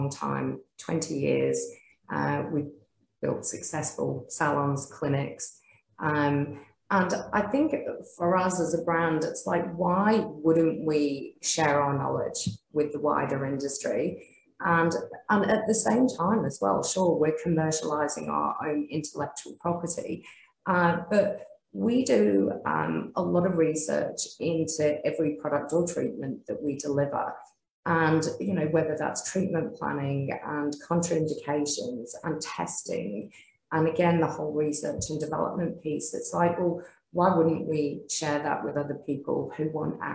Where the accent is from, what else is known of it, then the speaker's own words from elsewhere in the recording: Australia; we are proudly Australian. We live in a great country